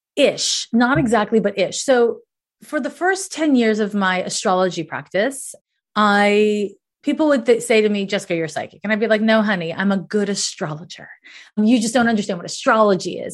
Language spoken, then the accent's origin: English; Canada; I was raised in Canada